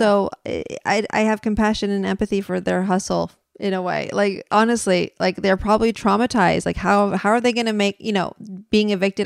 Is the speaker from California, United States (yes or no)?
yes; San Francisco, California, United States; I'm from San Francisco